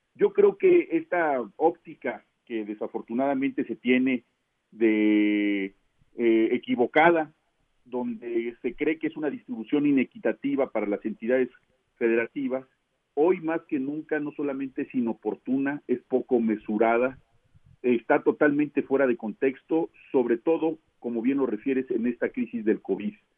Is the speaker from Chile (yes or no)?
no; Mexico; como mexicanos